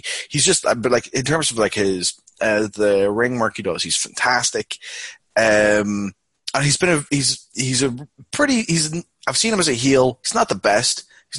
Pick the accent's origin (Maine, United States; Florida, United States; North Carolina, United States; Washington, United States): Washington, United States; Aberdeen; in my hometown of Aberdeen, Washington, I'm known as ….